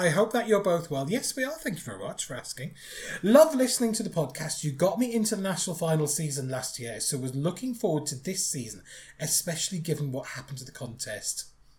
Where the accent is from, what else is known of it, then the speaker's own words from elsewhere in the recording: Ireland; now in Netherlands; As you know, I'm Irish. I live here in the Netherlands